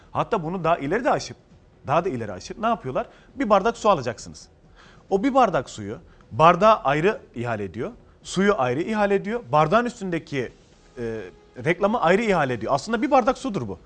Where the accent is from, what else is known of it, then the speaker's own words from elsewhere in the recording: Ceyhan, Adana, Turkey; now in Istanbul, Turkey; Adana Ceyhanlıyım ben